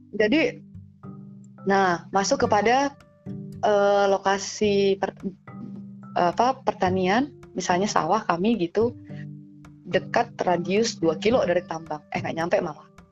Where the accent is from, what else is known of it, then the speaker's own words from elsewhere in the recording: Karang Tunggal, Tenggarong Seberang, East Kalimantan, Indonesia; moved away as an adult; also born or lived in Yogyakarta; tempat saya di Karang Karangtunggal